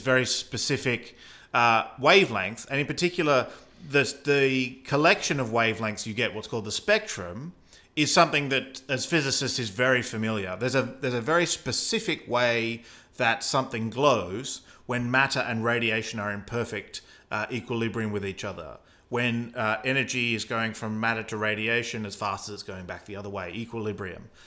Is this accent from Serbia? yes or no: no; Australia; accent: Australian; that's my Australian accent